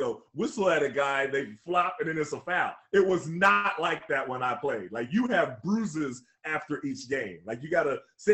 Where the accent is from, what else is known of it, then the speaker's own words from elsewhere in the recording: Tulsa, Oklahoma, United States; also born or lived in Harlem, New York; I was born in New York, born in Harlem, and I moved to Tulsa, Oklahoma when I was younger. My father got transferred with American Airlines, so we ended up in Tulsa, Oklahoma.